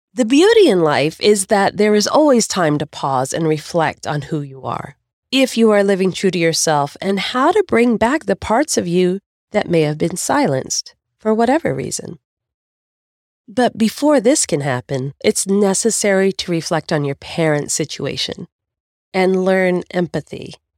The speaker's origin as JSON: {"language": "English", "country": "United States", "said": "I can do this as an American"}